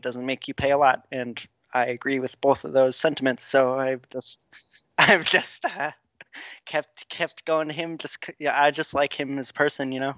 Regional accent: La Crosse, Wisconsin, United States; moved away as an adult; now in Milwaukee, United States; my hometown of La Crosse

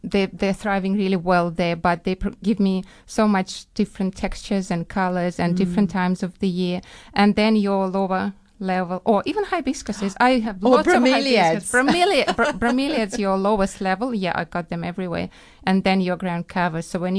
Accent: Ukraine; English is a second language; From Ukraine.

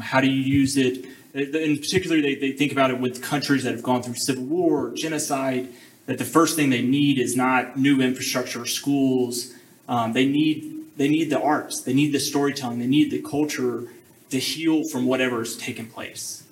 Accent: Ridgeland, Mississippi, United States; I grew up in Mississippi, um, um, Jackson Metro, Ridgeland was uh, that's close enough where I was born

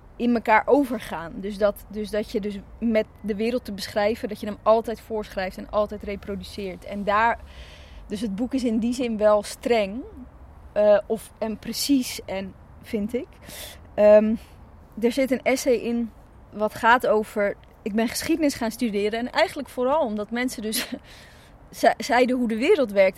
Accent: Zaandam, North Holland, Netherlands; born or raised there; also born or lived in Chile

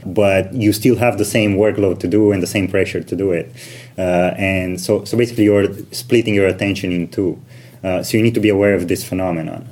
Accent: Romania; moved away as an adult; also born or lived in United Kingdom / Switzerland; now in London, United Kingdom; I am originally from Romania.

